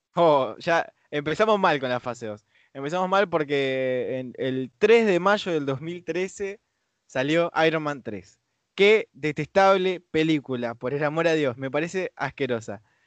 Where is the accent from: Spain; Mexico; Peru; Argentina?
Argentina; acá a Argentina